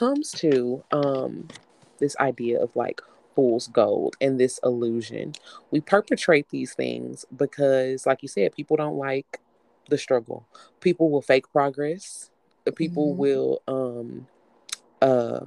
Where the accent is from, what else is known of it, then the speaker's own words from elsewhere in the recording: Houston, Texas, United States; I'm from Houston. So I say humble because we have a area called humble here.